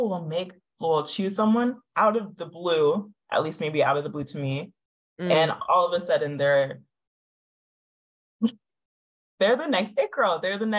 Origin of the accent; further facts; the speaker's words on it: Florida, United States; I grew up in Florida.